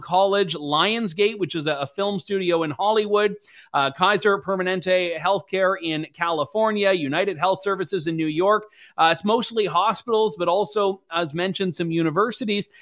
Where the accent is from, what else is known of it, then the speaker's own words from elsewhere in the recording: Canada; as a Canadian